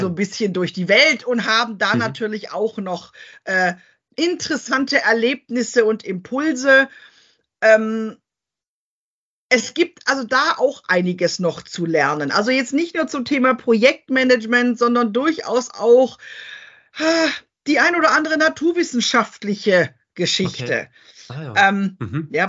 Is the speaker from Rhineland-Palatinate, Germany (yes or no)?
yes; Rhineland-Palatinate, Germany; bei uns in der Pfalz